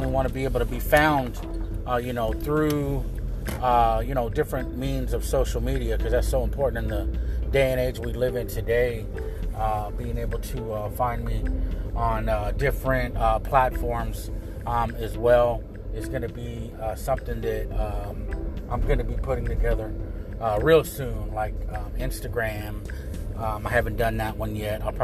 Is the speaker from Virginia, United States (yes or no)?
no; Dallas, Texas, United States; accent: Tejano, Chicano, Spanglish; I was born and raised in Dallas, Texas